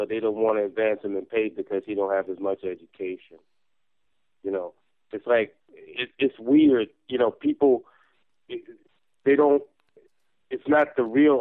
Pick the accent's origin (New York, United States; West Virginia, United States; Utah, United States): New York, United States; I'm from New York